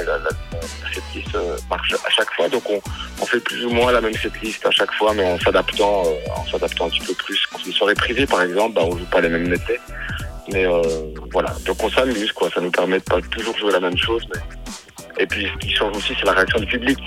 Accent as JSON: {"language": "French", "country": "Belgium", "said": "chez nous en Belgique"}